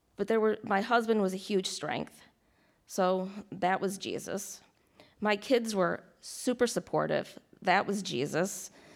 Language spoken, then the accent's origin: English; Rochester, New York, United States; moved away; also born or lived in Delaware; I'm originally from Rochester, New York